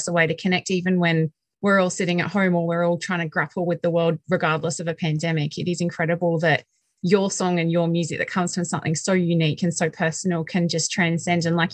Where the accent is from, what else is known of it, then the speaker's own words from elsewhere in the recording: Gold Coast, Queensland, Australia; now in Sydney, Australia; I'm from the Gold Coast in Queensland. In Australia, it's very plastic